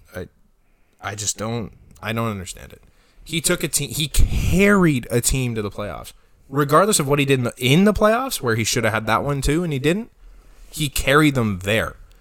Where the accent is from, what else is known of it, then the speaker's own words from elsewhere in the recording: Canada; as a Canadian